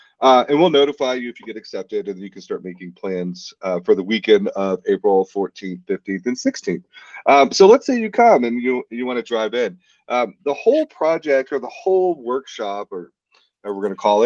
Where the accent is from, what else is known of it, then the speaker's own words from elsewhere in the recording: South Louisiana, United States; now in Missoula, United States; I'm from South Louisiana